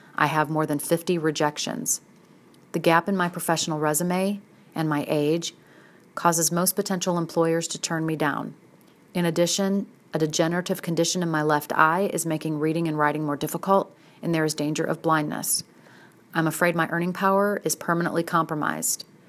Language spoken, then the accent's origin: English; St. Louis, Missouri, United States; moved away as an adult; also born or lived in Philadelphia / Southern Illinois; relocated me back to Saint Louis, my hometown area, from Philadelphia